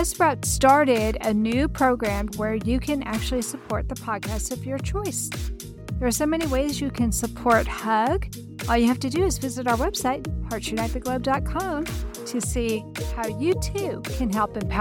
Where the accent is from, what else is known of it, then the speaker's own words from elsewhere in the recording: Texas, United States; fellow Texan